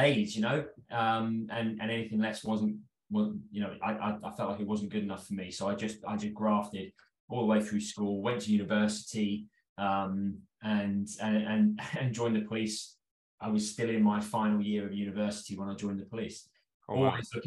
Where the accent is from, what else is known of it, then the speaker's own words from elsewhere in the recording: London, United Kingdom; I'm from North London. I've always been a Londoner. I was a pretty normal childhood, sort of in the suburbs of London